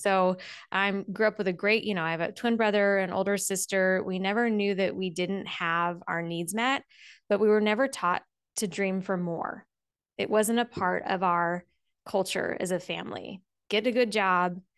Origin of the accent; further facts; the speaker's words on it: Las Vegas, Nevada, United States; Born and raised in Vegas, still live in Vegas.